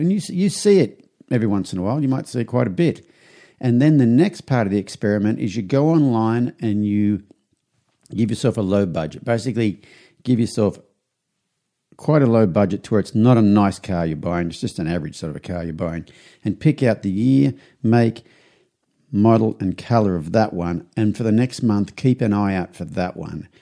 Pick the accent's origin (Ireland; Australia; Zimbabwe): Australia; Young, New South Wales; moved away as an adult; now in United States; I flew back to Australia to my hometown. I'm from a small country town in New South Wales called Young.